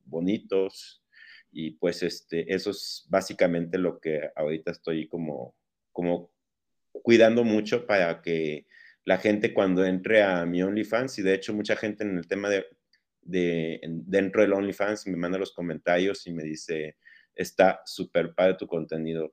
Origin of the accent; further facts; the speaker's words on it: Veracruz, Mexico; moved away as an adult; also born or lived in Puebla / Barcelona / León; now in Guadalajara, Mexico; Yo soy nacido en Veracruz, ahí viví mis primeros 18 años.